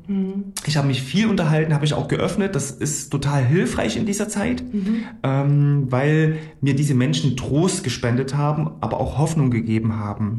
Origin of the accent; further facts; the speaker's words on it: Gera, Thuringia, Germany; also born or lived in Coburg / Frankfurt; ich bin gebürtiger Gerscher, hier aufgewachsen